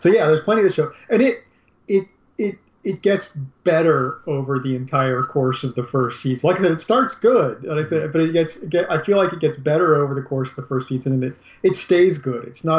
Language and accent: English; Australia; I mean, I'm an Australian, so there's accents some people who don't live in Australia don't think of as Australian accents.